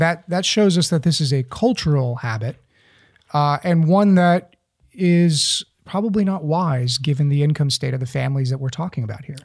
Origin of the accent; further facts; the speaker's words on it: East Tennessee, United States; growing up in East Tennessee